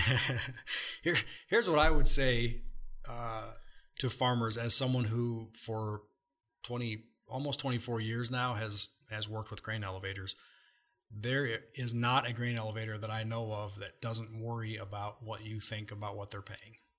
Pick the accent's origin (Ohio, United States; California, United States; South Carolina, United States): Ohio, United States; moved away; I'm from Ohio originally